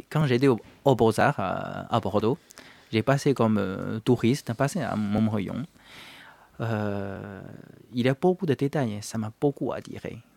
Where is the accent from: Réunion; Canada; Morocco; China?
China; now in France; J'ai quitté la Chine et puis je suis venu en France.